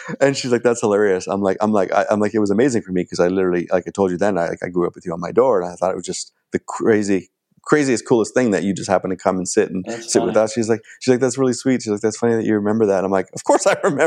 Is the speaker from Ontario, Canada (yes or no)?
yes; Ontario, Canada; moved away as an adult; also born or lived in Los Angeles / Toronto; now in Vancouver, Canada